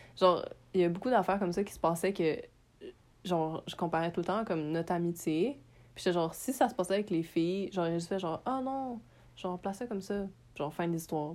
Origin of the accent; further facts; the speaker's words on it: Montreal, Quebec, Canada; je suis née à Montréal, j'ai grandi à Montréal